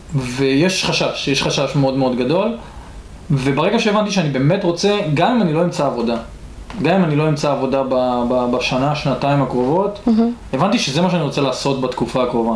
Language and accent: Hebrew; Atlit, Haifa District, Israel; במקור גדלתי בעתלית